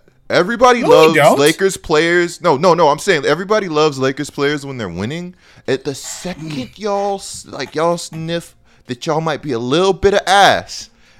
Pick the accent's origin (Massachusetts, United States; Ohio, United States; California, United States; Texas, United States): Texas, United States